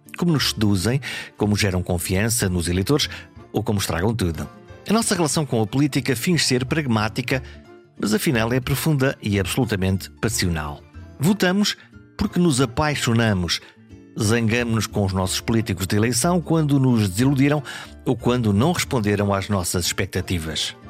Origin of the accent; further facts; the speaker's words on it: Caminha, Norte, Portugal; also born or lived in Viana do Castelo; Eu nasci em Viena do Castelo, mas a minha terra é Caminha